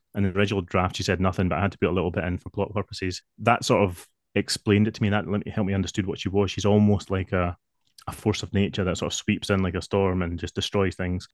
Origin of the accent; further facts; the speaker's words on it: Scotland, United Kingdom; I am definitely Scottish